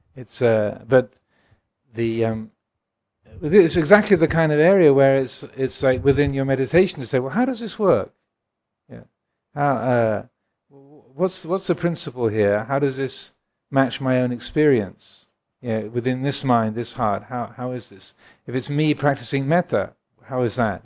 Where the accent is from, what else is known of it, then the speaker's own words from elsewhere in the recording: England, United Kingdom; I was born in England.